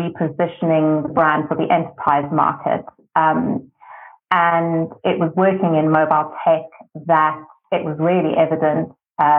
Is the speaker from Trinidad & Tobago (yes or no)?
no; South Africa; being South African to be able to work in South Africa